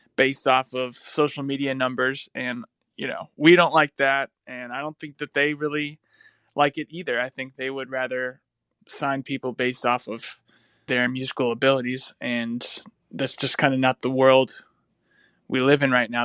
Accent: North Carolina, United States; now in Nashville, United States; I'm from North Carolina

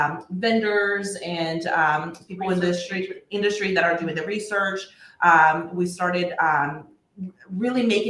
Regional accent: Brazil; now in Texas, United States; I grew up in Brazil with, you know, nature being my playground

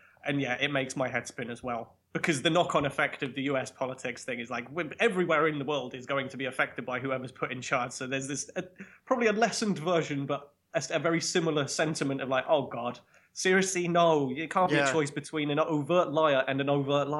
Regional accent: England, United Kingdom; I feel like even as an Englishman knowing cricket and everything, like that just rocketed over my head.

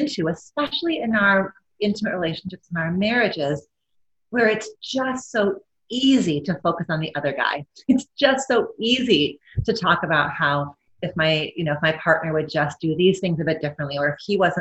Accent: Midwest, United States; I'm white, I'm Midwestern, I'm American

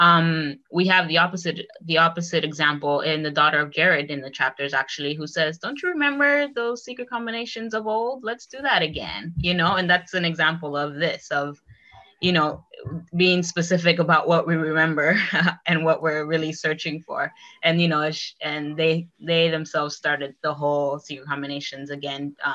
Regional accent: Miami, Florida, United States; moved away as an adult; also born or lived in Provo, Utah / Boston; I grew up in Miami amongst people just like me, a lot of Latinos

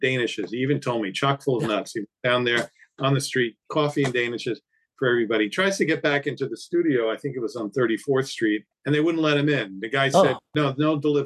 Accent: New York, United States; I'm a New Yorker

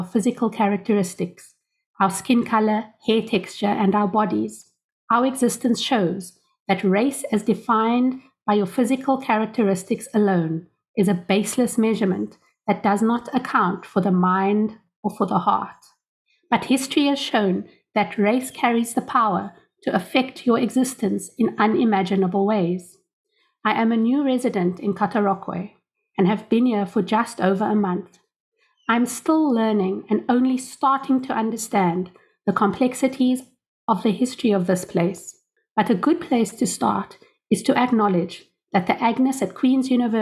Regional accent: Cape Town, Western Cape, South Africa; I come from Cape Town, South Africa

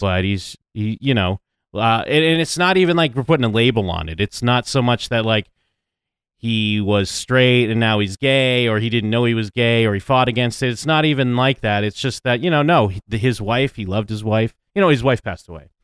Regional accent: United States; I'm an American

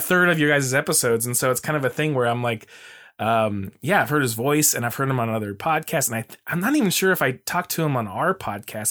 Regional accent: Mesa, Arizona, United States; now in Portland, United States; I grew up in Arizona in Mesa

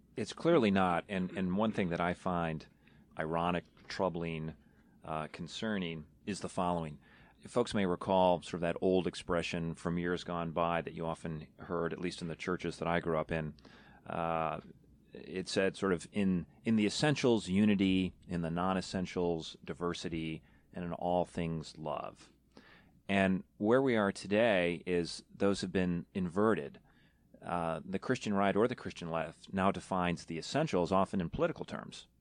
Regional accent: New York, United States; moved away; I'm from New York originally

